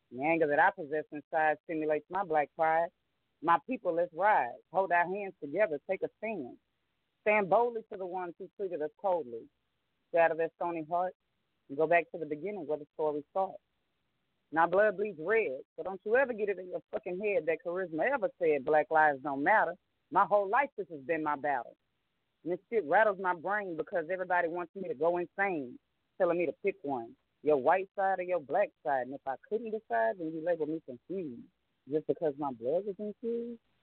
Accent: New Orleans, Louisiana, United States; I am originally from New Orleans, Louisiana.

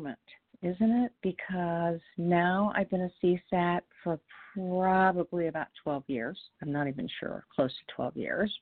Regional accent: Indianapolis, Indiana, United States; I'm from Indianapolis

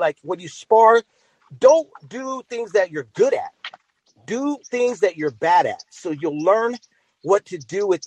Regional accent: the Bay Area, California, United States; now in Riverbank, United States; I grew up in the Bay Area, but I live here in the Valley now.

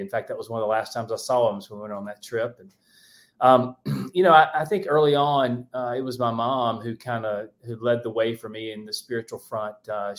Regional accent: El Dorado, Arkansas, United States; also born or lived in Gastonia, North Carolina; I was born in Gastonia, North Carolina. They were together then, but I was a year old, we moved to El Dorado, Arkansas. It's a little small town, middle of nowhere. It's about 2 hours straight south of Little Rock, so 14 miles from the Louisiana border

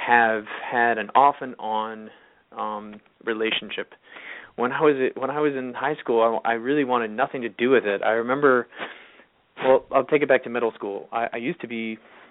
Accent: California, United States; moved away as an adult; now in New York, United States; I have friends from high school who I grew up in California, and weirdly, we all sort of moved to New York at different times

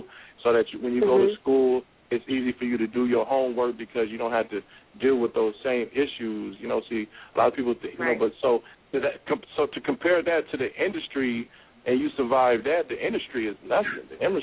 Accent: Oakland, California, United States; I grew up in East Oakland, 98th and Bancroft, when they used to call Sunnyside Park.

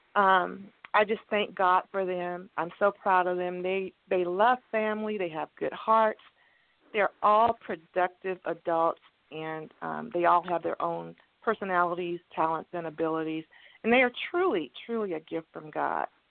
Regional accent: Cameron, Texas, United States; also born or lived in California; I grew up. I was born in Cameron, Texas, and we lived in Texas

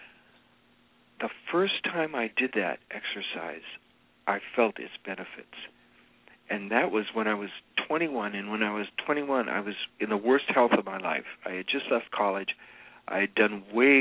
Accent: United States; I'm an American.

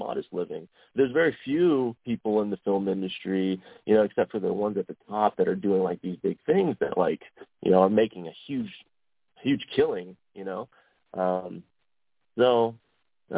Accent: Delaware, Ohio, United States; moved away as an adult; also born or lived in Columbus, Ohio / San Diego; I grew up in Delaware, Ohio, kind of out in the farmlands

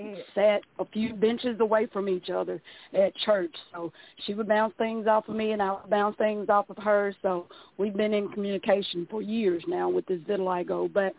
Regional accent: Mississippi, United States; I'm from Mississippi.

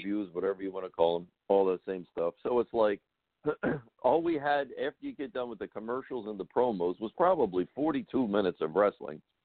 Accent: Baltimore, Maryland, United States; Where I grew up in Baltimore

